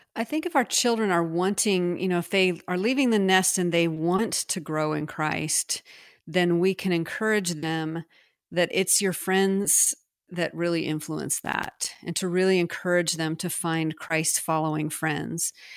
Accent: United States; also born or lived in France

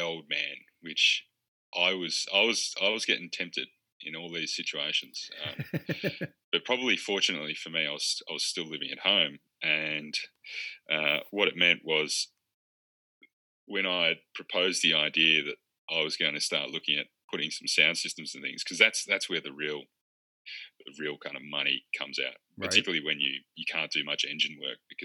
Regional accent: Bendigo, Victoria, Australia; my hometown Bendigo is renowned for for doing what's called rat laps

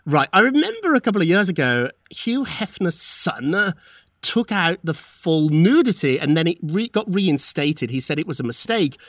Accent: United Kingdom; moved away; when I was growing up in Britain

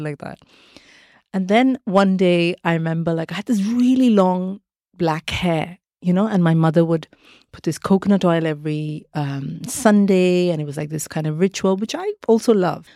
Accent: Mumbai, Maharashtra, India; moved away as an adult; also born or lived in Kerala; I grew up in India

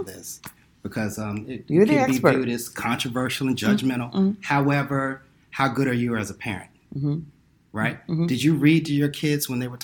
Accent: New York City, New York, United States; now in Silicon Valley, United States; I happen to live in Silicon Valley. I grew up in New York City

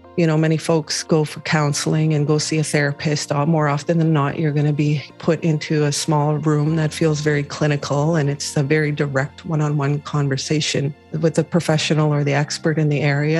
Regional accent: Pine Creek First Nation, Treaty 4 territory, Manitoba, Canada; now in Winnipeg, Canada; I'm Anishinaabe. I'm from Treaty 4 territory, Pine Creek First Nation.

